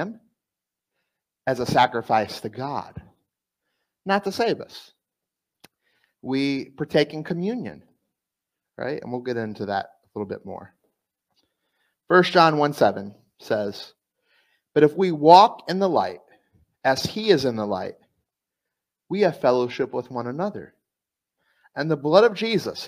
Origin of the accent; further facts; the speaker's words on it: South Florida, United States; moved away; also born or lived in East Coast; I'm from South Florida